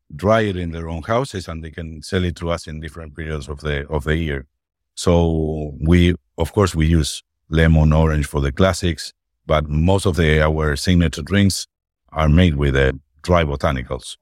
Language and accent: English; Argentina; I'm from Argentina